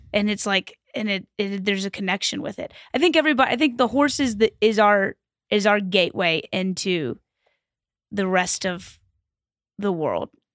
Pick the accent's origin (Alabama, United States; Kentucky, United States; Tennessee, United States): Kentucky, United States; Louisville; I grew up in Kentucky